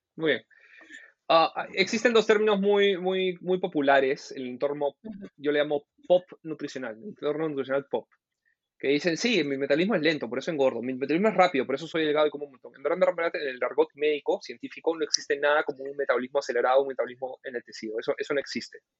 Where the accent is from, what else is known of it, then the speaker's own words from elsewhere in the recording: Peru; mi país